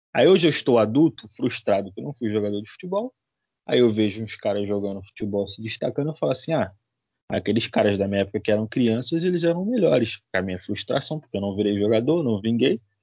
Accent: Brazil; a gente é brasileiro

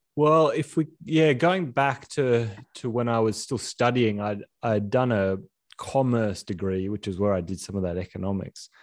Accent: Sydney, New South Wales, Australia; We grew up in Sydney near the beach.

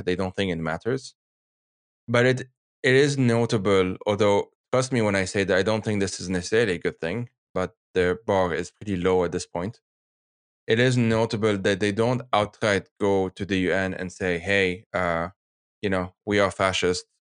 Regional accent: Lebanon; now in Geneva, Switzerland; I'm from Lebanon

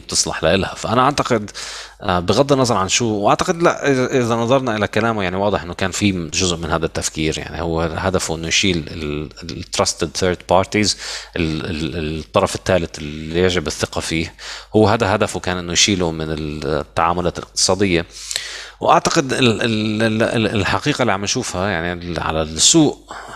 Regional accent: Lebanon; moved away; عندنا بلبنان هلا عم نشوف يعني او عندكم انا هلا مش في لبنان

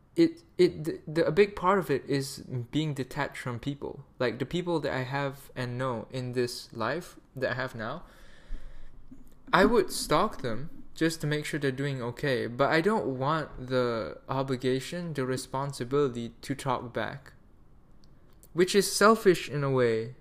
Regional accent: Malaysia; I'm Malaysian

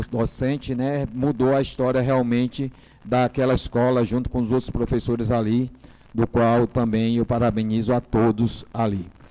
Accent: Salvador, Bahia, Brazil; vim da periferia de Salvador, fui, fui educado ali no Colégio Bento Gonçalves, Fazenda Grande do Retiro

